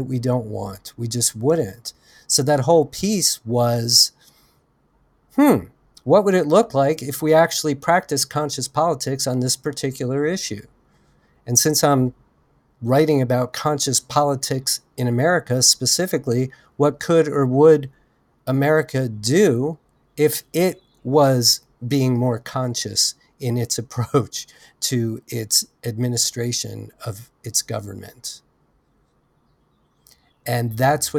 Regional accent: United States; an American citizen

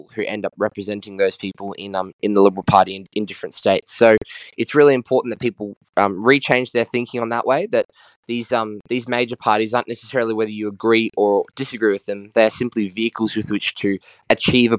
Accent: Queensland, Australia; my home state of Queensland

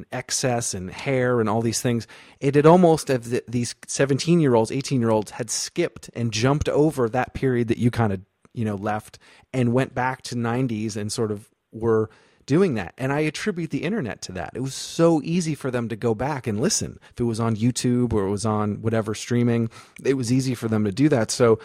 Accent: Vermont, United States; moved away as an adult; also born or lived in North Carolina; I'm from Vermont originally, but I went to school in North Carolina.

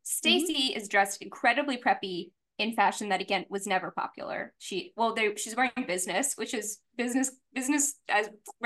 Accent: New Orleans, Louisiana, United States; I'm also from New Orleans.

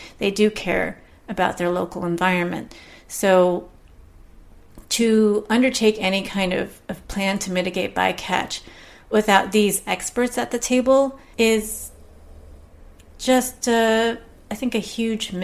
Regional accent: Southern California, United States; I'm from Southern California

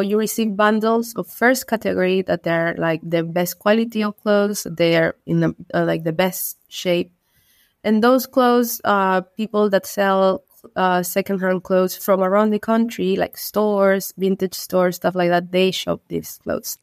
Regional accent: Iquique, Tarapacá, Chile; English is a second language; also born or lived in London; I'm from Iquique. Iquique is a city located in the north of Chile, placed in the Atacama Desert

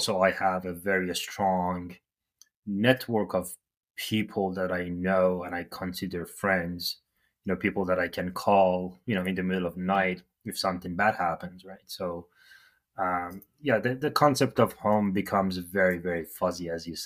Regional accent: Iran; moved away as an adult; now in Canada; I'm from Iran

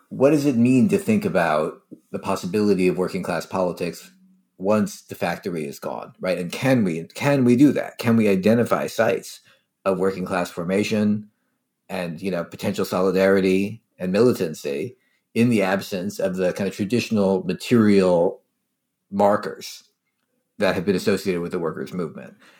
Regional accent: Philadelphia, Pennsylvania, United States; also born or lived in New Haven; I grew up in Philadelphia.

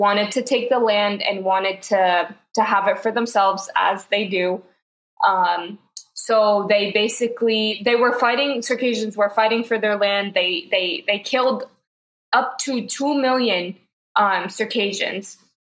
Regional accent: Saudi Arabia; when I tell people I grew up in Saudi, they're like, oh my God, I'm so sorry.

